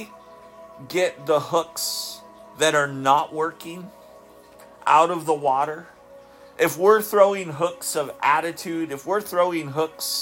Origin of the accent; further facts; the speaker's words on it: Southeast Alaska, United States; I grew up in Southeast Alaska. I grew up fishing